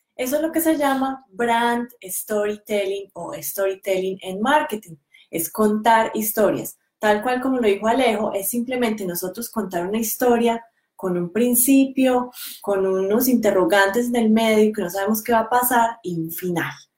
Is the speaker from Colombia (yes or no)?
yes; Colombia; moved away as an adult; now in New Zealand; La razón por la que decidimos dejar Colombia era porque llevábamos un estilo de vida muy estresante.